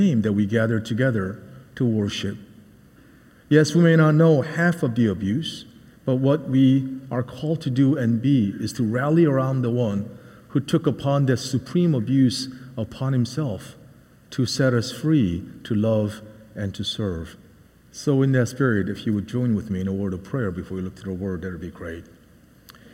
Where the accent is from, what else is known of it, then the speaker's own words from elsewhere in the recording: outside of Philadelphia, Pennsylvania, United States; moved away; also born or lived in Seoul, South Korea / Boston, Massachusetts / Ipswich, Massachusetts; I grew up outside of Philadelphia and also partly in Seoul, Korea.